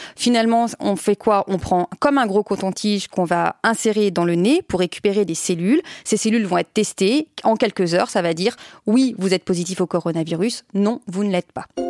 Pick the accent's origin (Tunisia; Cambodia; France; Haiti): France; il est chez nous en France